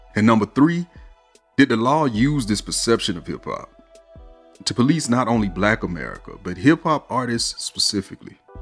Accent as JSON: {"language": "English", "town": "Atlanta", "region": "Georgia", "country": "United States", "tie": "born or raised there", "said": "I'm from Atlanta"}